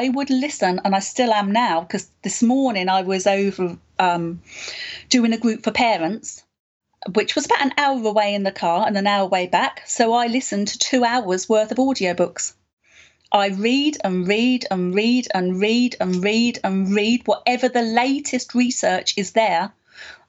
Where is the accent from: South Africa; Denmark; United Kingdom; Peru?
United Kingdom; Watford, East of England; I was born in Watford. So Watford, just outside of London. I went to the local education system